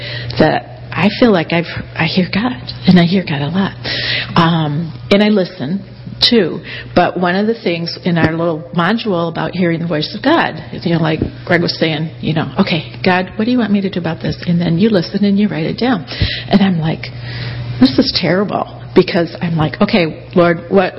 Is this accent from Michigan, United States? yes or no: yes; Kalamazoo, Michigan, United States; moved away as an adult; now in Somerville, United States; I'm from Kalamazoo. So good to be back here, you guys. This is still home. Yeah, we moved down to Somerville about a year ago